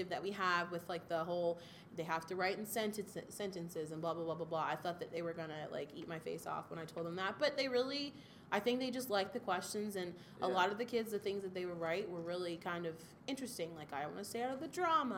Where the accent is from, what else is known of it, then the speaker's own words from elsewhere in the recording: Waldorf, Maryland, United States; they were building a brand new school in my hometown of Waldorf, Maryland